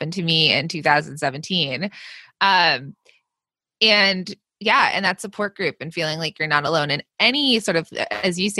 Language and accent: English; Los Angeles, California, United States; also born or lived in New York / New Jersey; I'm from Los Angeles, and I go between Los Angeles and the East Coast, like New York and New Jersey